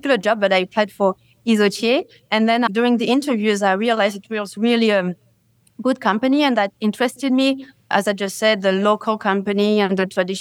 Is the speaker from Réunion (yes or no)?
yes; Réunion; moved away as an adult; also born or lived in France / Singapore / United States; I'm from La Réunion, but I studied in France mainland, and then I worked in Singapore. I actually worked a few years in the U.S.